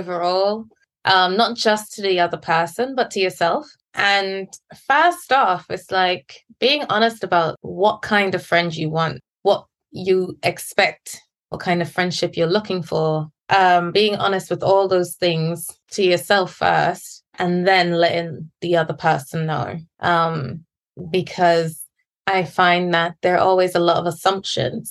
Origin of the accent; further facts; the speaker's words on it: England, United Kingdom; moved away as an adult; also born or lived in Guyana; now in Beijing, China; I was born in Guyana and I grew up in England. And now I live in China where we